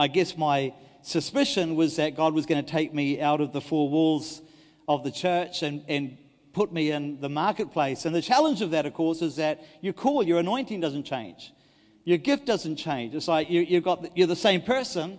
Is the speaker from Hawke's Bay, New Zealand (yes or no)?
no; Dunedin, Otago, New Zealand; moved away; I was from Dunedin